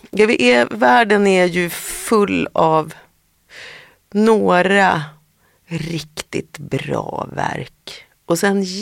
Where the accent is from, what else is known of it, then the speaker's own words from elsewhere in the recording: Härnösand, Västernorrland County, Sweden; moved away; jag är ju den enda mm. i familjen som är född i Härnösand.